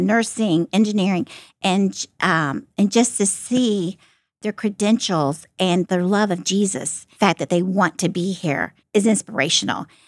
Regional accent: Florida, United States; moved away as an adult; now in Ohio, United States; I'm from Florida

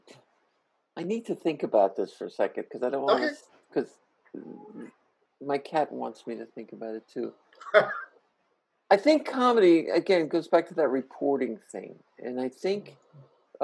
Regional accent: New Jersey, United States; As a kid, I grew up in Jersey

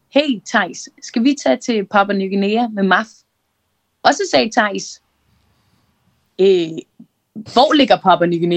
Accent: Copenhagen, Capital Region of Denmark, Denmark; og jeg er 27 år, og øh, jeg er fra København.

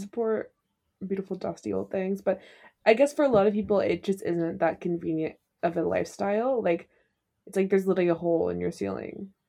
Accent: South Carolina, United States; moved away; in my hometown in South Carolina

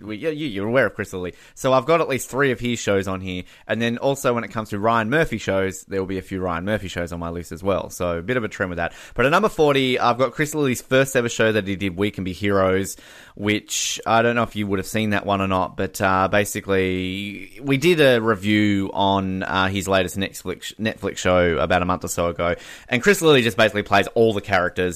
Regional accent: Australia

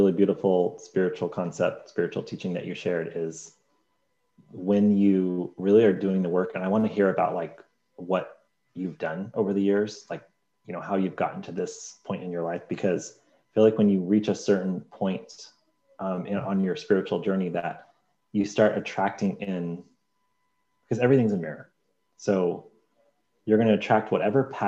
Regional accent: United Kingdom; I'm British

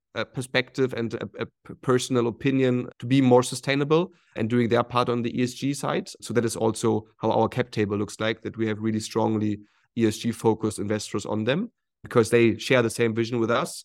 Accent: Hamburg, Germany; moved away as an adult; also born or lived in Shanghai, China; I'm originally from Hamburg in Germany.

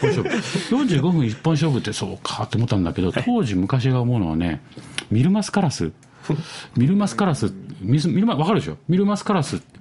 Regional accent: Kawasaki, Kanagawa, Japan; moved away; 子供の頃っていうか、川崎に住んでましたから

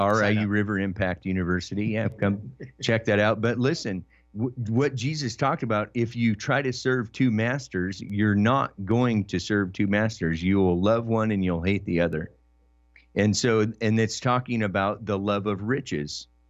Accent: Oregon, United States; I was raised in Oregon

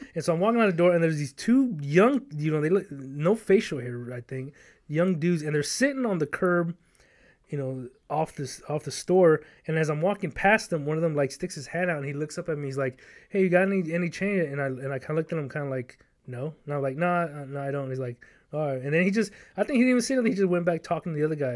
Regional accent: Los Angeles, California, United States; moved away; I was born and raised in South Central L

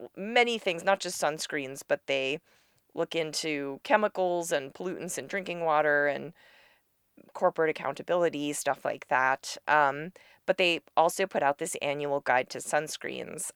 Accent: New York City, New York, United States; I grew up in New York City

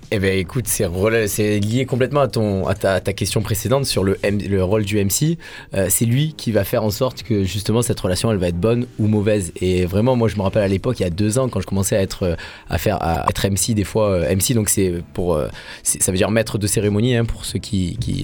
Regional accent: Marseille, Provence-Alpes-Côte d'Azur, France; en tant que Marseillais

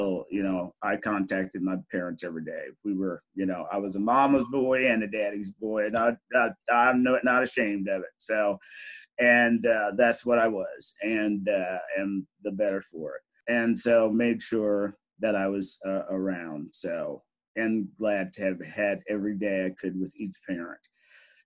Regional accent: Fayette, Missouri, United States; We are from the same hometown

